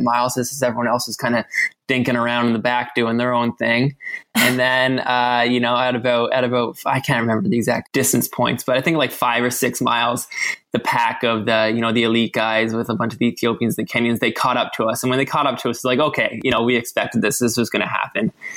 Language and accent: English; Ontario, Canada; now in Vancouver, Canada; I'm from Ontario, so it reminds me of home a little bit.